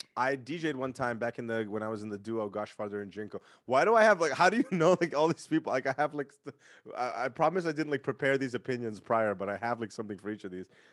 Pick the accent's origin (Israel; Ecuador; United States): United States; San Francisco, California; Because I'm from San Francisco. I grew up in San Francisco